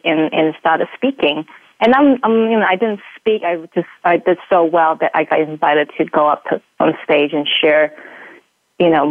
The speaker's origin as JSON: {"language": "English", "country": "New Zealand", "moved": "yes", "lives_now": "Utah, United States", "said": "being a New Zealander, you know, coming to Utah"}